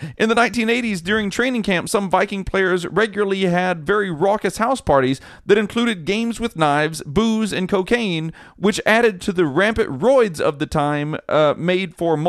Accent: Minnesota, United States; I am now a shareholder, but growing up in Minnesota was tough.

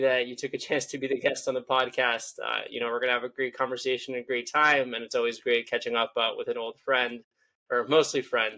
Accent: Israel; I'm from Israel

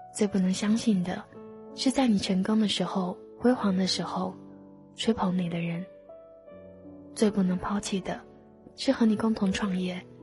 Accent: the South, southern China, China; 身为一个南方人，二十几年都没有见过雪

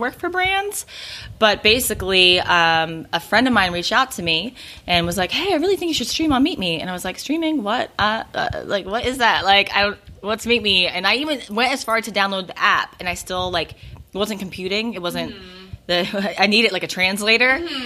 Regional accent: Philadelphia, Pennsylvania, United States; I'm from Philadelphia

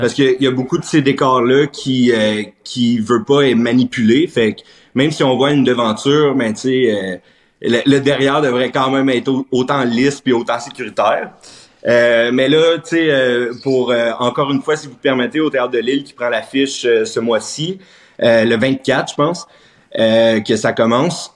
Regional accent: Plantagenet, Ontario, Canada; also born or lived in Treadwell; Fait que je dis que je viens de Treadwell, mais ultimement, Plantagenet. J'étais allé à l'école à Plantage. ma famille vient de Plantagenet

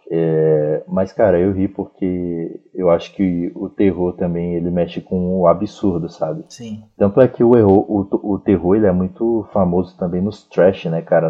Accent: Sobradinho II, Federal District, Brazil; Eu sou de Sobradinho 2

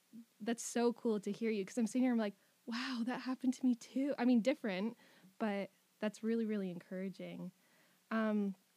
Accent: Elmira, Ontario, Canada; I grew up in Elmira, just down the road half an hour.

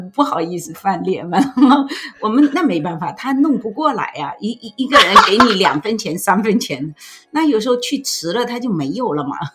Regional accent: Fuzhou, Fujian, China; now in Canada; 我们福州人呢，过年嗯。是不吃饺子的

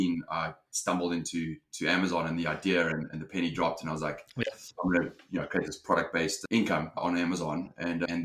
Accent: South Africa; moved away as an adult; also born or lived in London, United Kingdom; now in Los Angeles, United States; I'm originally from South Africa.

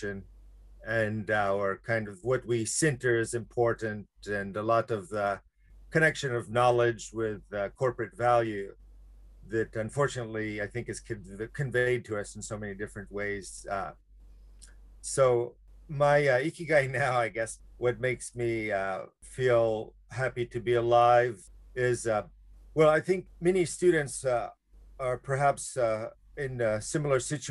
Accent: Alabama, United States; moved away as an adult; now in Japan; my background is I'm from Alabama, which now I would kind of describe as, of course, the heart of slavery in the United States

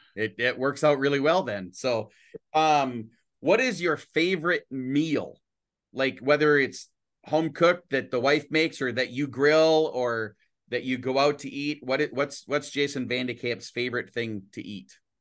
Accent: Brainerd, Minnesota, United States; I'm from Brainerd

